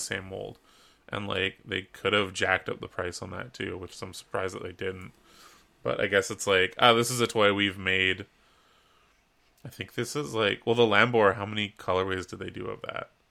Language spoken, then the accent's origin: English; Canada